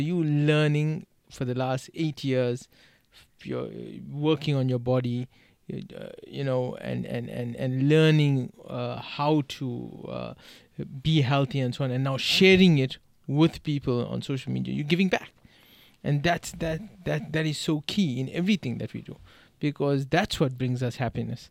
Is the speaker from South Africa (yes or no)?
yes; South Africa; now in United States; the way I grew up in South Africa.